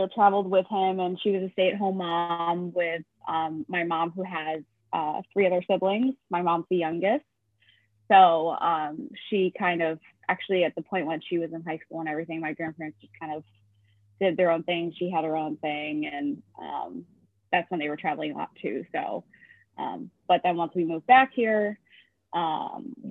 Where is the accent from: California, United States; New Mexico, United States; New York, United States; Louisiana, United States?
New York, United States; East Aurora; I am from Buffalo, New York, a small town called East Aurora, 20 minutes outside of Buffalo.